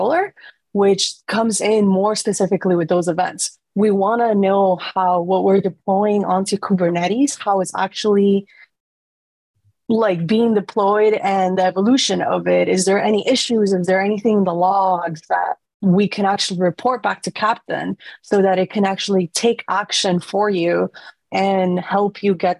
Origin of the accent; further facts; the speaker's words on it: Costa Rica; now in San Francisco, United States; I was born and raised in Costa Rica